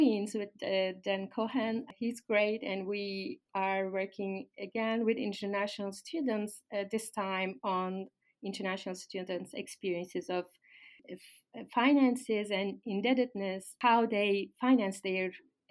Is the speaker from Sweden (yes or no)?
no; Turkey; moved away as an adult; also born or lived in Ankara / Istanbul / United Kingdom; now in Canada; I'm from Turkey